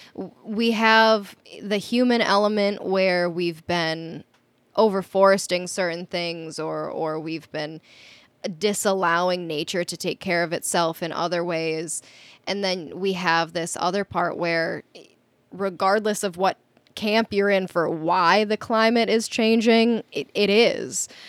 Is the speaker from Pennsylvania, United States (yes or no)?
no; Minnesota, United States; moved away as an adult; also born or lived in South Dakota; I grew up in Minnesota. I basically grew up in the woods